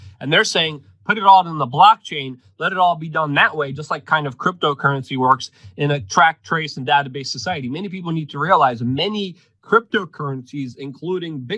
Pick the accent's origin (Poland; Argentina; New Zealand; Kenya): Poland; first language Polish; English is a second language; moved away